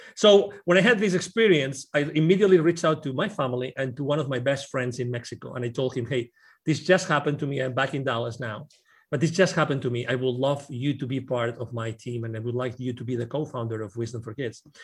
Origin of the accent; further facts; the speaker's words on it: Barcelona, Catalonia, Spain; English is a second language; now in Plano, United States; I'm originally from Barcelona. I lived in Plano, Texas